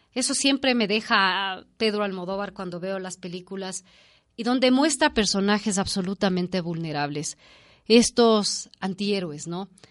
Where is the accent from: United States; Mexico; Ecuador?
Ecuador; nuestra infancia como ecuatorianos